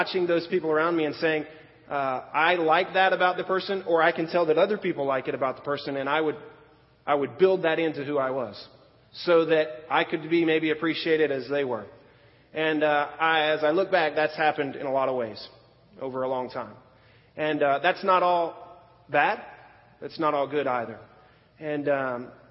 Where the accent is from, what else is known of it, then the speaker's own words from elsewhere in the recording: Florida, United States; also born or lived in Pennsylvania; we moved to Florida